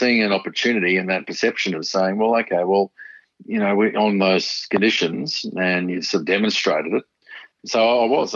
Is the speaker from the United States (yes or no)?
no; Brisbane, Queensland, Australia; where I grew up in Mount Gravatt